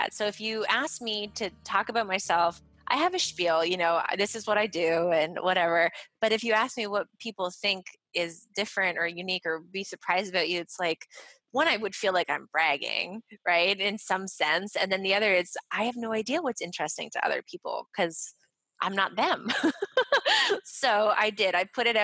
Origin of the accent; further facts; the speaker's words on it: Montreal, Quebec, Canada; I'm from Montreal, so I'm fluent in French.